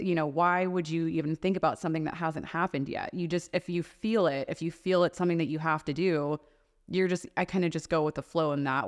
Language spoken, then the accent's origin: English; the South, United States; now in Las Vegas, United States; whether that's the East Coast, like we grew up in the South.